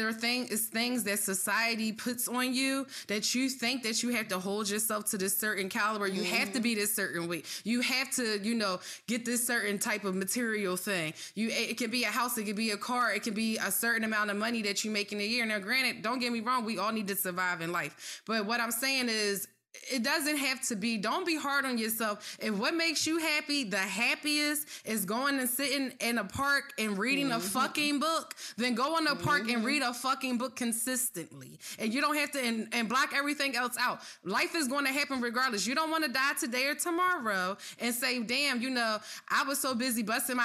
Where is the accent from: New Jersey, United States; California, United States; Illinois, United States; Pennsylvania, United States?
Pennsylvania, United States; Philadelphia; You know, when we're passionate from Philly.